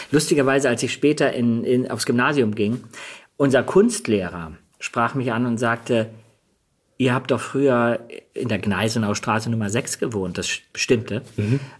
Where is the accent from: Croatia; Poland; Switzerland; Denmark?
Denmark; born there; ich bin ähm, per Zufall in Dänemark geboren.